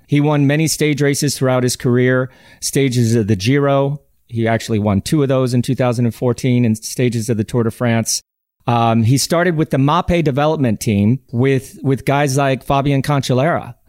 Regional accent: Colorado, United States; moved away as an adult; now in Europe; growing up in Colorado, I did cross country ski

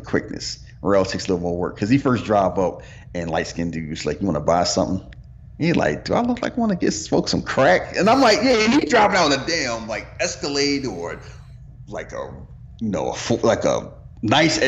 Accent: Philadelphia, Pennsylvania, United States; where I lived in West, like, I was born in South Philly, and then I moved to West Philly

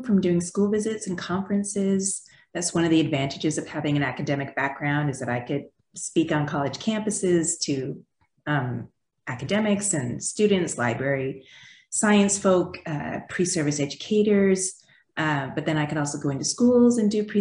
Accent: Canada; moved away as an adult; also born or lived in Quebec; now in United States; So I am an immigrant. I grew up in Canada. I have now lived in the United States longer than I did in Canada, but you'll probably still hear my accent

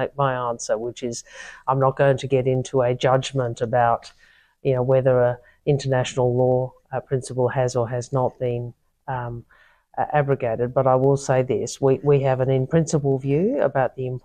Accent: South Australia, Australia; as a South Australian

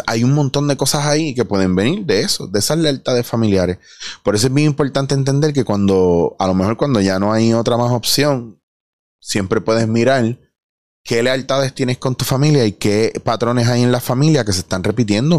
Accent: Puerto Rico; Yo soy puertorriqueño

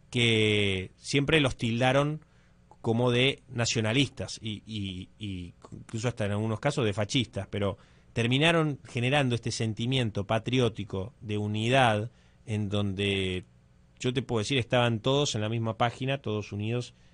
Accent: Argentina; ¿de dónde sos? De Argentina.

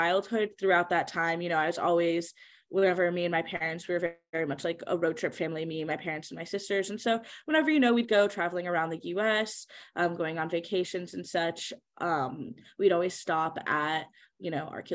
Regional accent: Michigan, United States; moved away as an adult; also born or lived in Southern California; now in Los Angeles, United States; I'm from Michigan, born and raised

